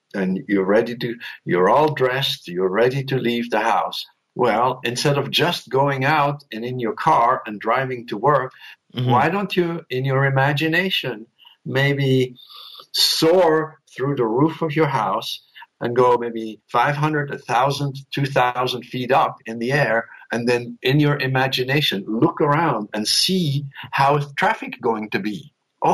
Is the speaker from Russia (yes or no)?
no; Switzerland; I was raised in Switzerland by some very strict and neither spiritual nor emotional parents